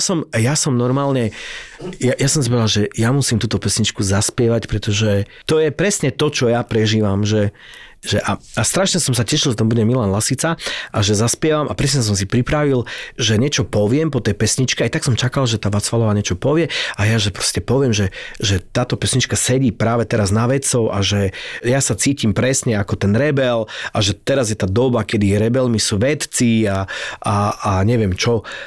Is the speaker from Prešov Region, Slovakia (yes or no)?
yes; Prešov, Prešov Region, Slovakia; moved away as an adult; also born or lived in Iceland / London; v tom Prešove, ne, v mojom rodnom meste